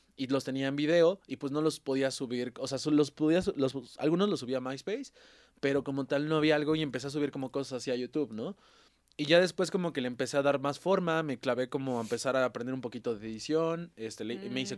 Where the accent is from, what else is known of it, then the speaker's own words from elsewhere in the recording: Puebla, Mexico; moved away; yo soy de Puebla